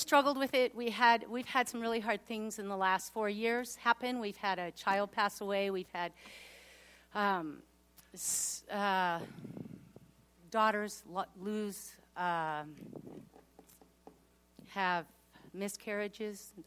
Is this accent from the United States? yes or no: yes; Washington, United States; I'm actually the youngest of 5 kids. And we grew up in Washington, and we actually had a lot of privileges. We lived right near Lake Washington